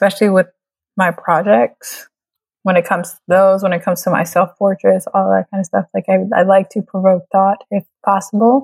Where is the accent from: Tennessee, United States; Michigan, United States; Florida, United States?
Florida, United States; Tampa; also born or lived in Trinidad; I am originally from Trinidad. I grew up here in the States, in Tampa, Florida.